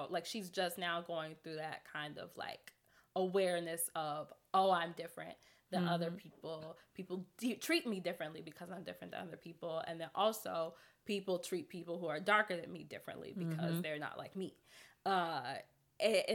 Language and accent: English; Chicago, Illinois, United States; I grew up on 96 and Forest. So I grew up in Roseland